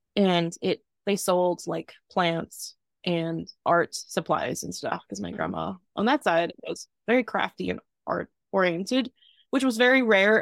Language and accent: English; Southern Virginia, United States; accent: Southern; moved away as an adult; I grew up in the South, Southern Virginia in a small town